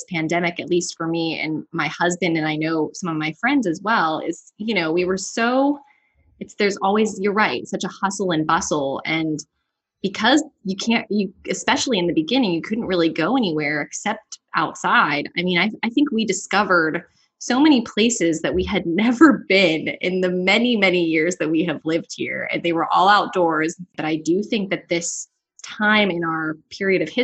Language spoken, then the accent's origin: English; the North, Northern United States, United States; now in Louisiana, United States; As a Northerner